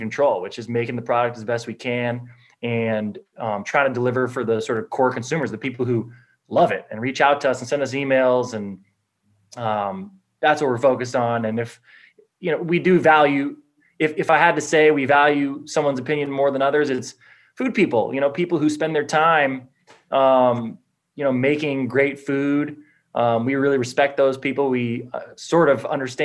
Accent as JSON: {"language": "English", "town": "Los Angeles", "region": "California", "country": "United States", "tie": "born or raised there", "said": "growing up in Los Angeles"}